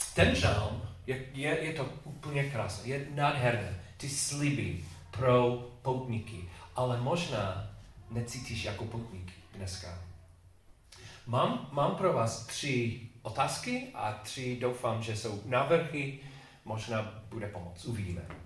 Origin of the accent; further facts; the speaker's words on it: England, United Kingdom; Czech is a second language; moved away; also born or lived in Chicago, United States; když jsem byl mladý kluk v Anglii, ta škola